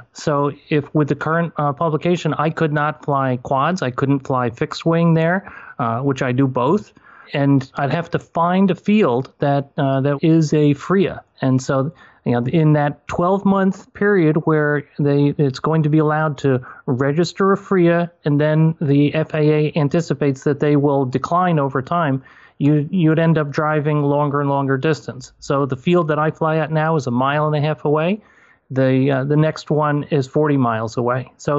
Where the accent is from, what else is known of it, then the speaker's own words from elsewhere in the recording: New York, United States; also born or lived in moved 9 times; we've moved 9 times, but I'm back in my hometown after 28 years. And so it was in a field in this hometown in upstate New York.